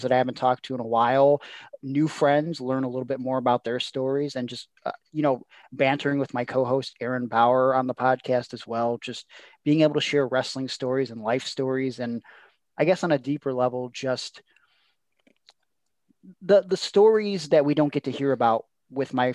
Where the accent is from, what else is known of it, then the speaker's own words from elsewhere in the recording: Cleveland, Ohio, United States; I'm from Cleveland